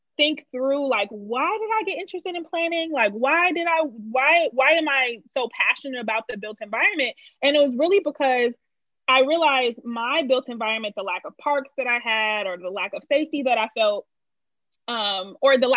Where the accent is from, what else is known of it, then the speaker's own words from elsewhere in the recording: Detroit, Michigan, United States; moved away as an adult; also born or lived in Los Angeles, United States; now in Chicago, United States; I grew up on the East Side. I did go to school in the suburbs, though. As most people, I would say from Detroit